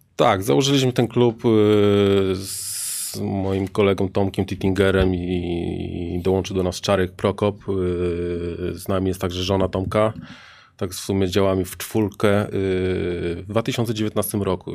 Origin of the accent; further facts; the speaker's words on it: Rzeszów, Subcarpathian Voivodeship, Poland; u nas w Rzeszowie